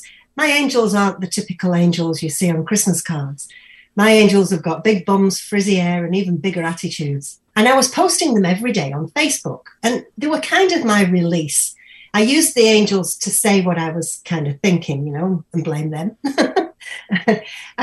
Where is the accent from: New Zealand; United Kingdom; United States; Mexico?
United Kingdom; now in Edmonton, Canada; I'm British. Can you not tell by the voice?